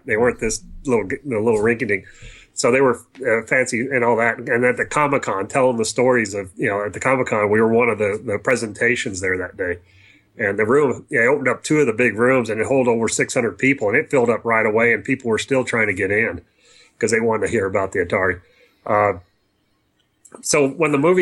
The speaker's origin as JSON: {"language": "English", "region": "New Mexico", "country": "United States", "said": "we told them we were from New Mexico"}